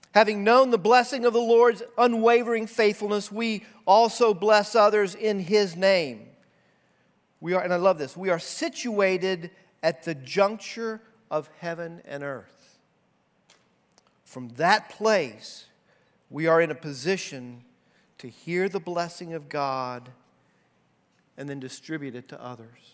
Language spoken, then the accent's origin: English; United States